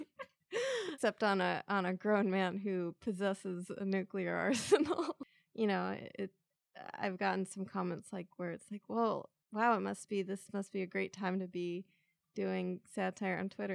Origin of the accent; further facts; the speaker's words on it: San Diego, California, United States; I grew up in San Diego